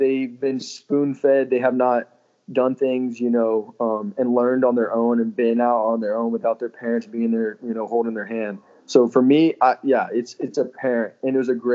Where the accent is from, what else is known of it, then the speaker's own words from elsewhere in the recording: Texas, United States; my whole family was there because I'm from Texas